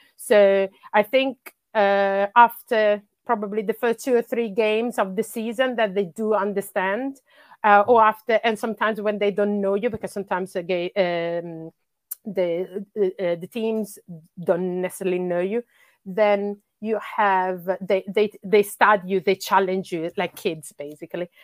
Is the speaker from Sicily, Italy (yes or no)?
no; Bologna, Emilia-Romagna, Italy; English is a second language; moved away as an adult; also born or lived in Sweden; now in London, United Kingdom; I'm originally from Italy. That's where I grew up, uh, up until I was, uh, thirty-five